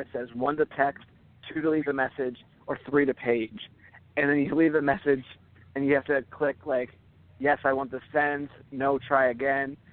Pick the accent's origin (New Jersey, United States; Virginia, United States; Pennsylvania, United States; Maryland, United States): Pennsylvania, United States; Philadelphia; I'm from Philadelphia